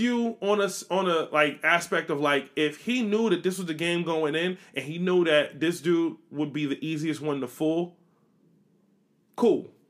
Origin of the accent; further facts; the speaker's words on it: United States; I'm American